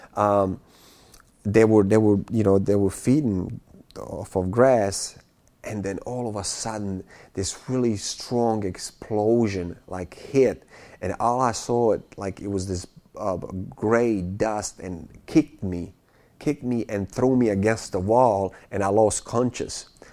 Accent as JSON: {"language": "English", "country": "Bosnia & Herzegovina", "moved": "yes", "said": "I'm from Bosnia"}